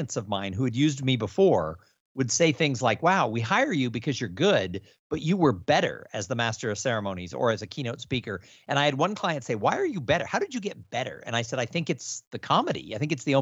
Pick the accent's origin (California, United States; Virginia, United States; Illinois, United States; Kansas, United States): California, United States; Los Angeles; also born or lived in San Diego; now in Austin, United States; I was raised in Los Angeles